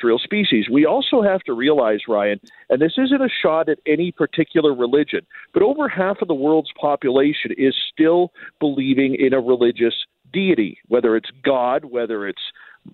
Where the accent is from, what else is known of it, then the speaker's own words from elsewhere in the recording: Canada; Even being Canadian